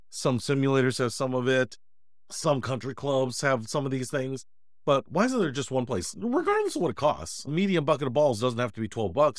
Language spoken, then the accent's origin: English; Detroit, Michigan, United States; moved away; went back to my hometown of Detroit